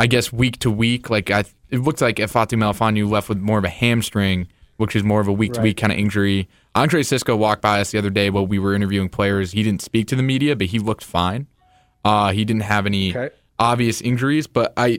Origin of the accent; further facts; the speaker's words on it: Boston, Massachusetts, United States; moved away as an adult; now in Syracuse, United States; I'm from Boston